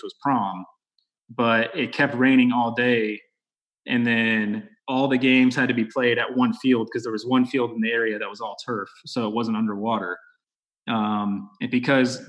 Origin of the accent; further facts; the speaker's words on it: Texas, United States; growing up in Texas, obviously I played football.